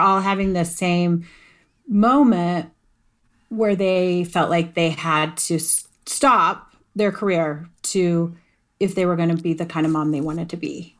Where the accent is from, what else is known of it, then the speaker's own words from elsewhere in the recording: Colorado, United States; I'm a Colorado girl. I'm a Colorado native